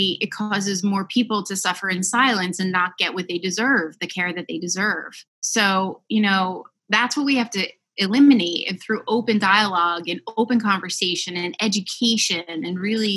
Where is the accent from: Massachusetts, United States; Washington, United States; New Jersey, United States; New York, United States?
New Jersey, United States; Westfield; I live in my hometown of Westfield, New Jersey. Grew up here